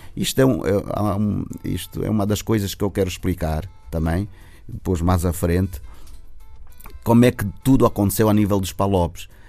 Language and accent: Portuguese; Luanda, Luanda Province, Angola; eu nasci no Sambila, eu sou do Sambizanga